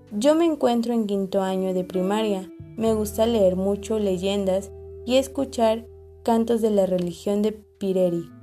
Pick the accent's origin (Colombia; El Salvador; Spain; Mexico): Mexico; Janitzio, Michoacán; Yo nací en Janixio, una isla que está en medio del lago de Páscuaro, en el estado de Michoacán. Es un lugar muy bonito. Aquí hablamos dos idiomas, purepecha y español.